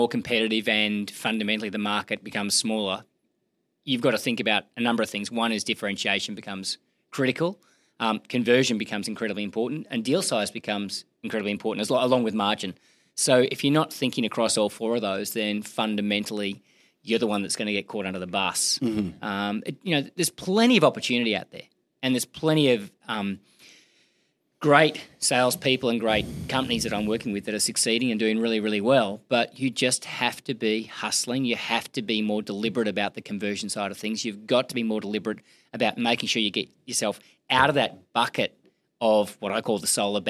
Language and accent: English; Gold Coast, Queensland, Australia; Gold Coast, yeah.